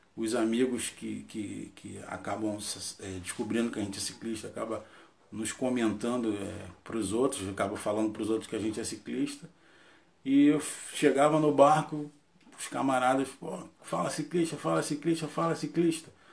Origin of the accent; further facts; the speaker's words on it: Rio de Janeiro, Brazil; casado, tenho dois filhos, Nascido e criado em Sepitiba, zona oeste do Rio